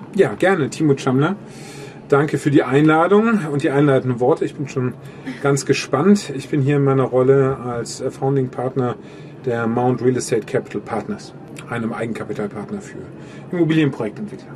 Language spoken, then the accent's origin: German; Germany; wir Deutschen